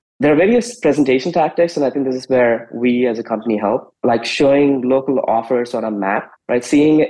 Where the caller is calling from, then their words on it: San Francisco, California, United States; I'm in San Francisco Bay Area, and it's a beautiful, clear day here.